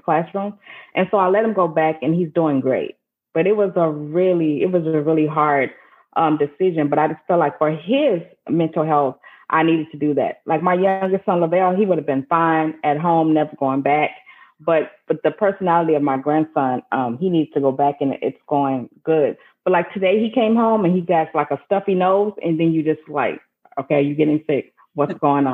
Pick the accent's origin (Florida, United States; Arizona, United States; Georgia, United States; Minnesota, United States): Minnesota, United States; now in Texas, United States; I'm from Minnesota